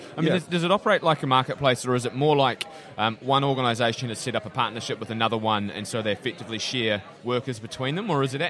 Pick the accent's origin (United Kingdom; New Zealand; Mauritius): New Zealand; I'm from New Zealand.